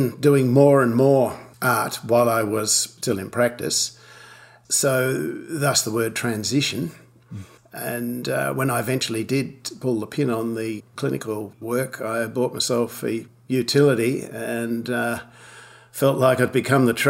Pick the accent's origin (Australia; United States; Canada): Australia; Launceston, Tasmania; also born or lived in Sydney / Glasgow, Scotland / Hobart; I grew up in Launceston, Tasmania, went to the University of Tasmania Medical School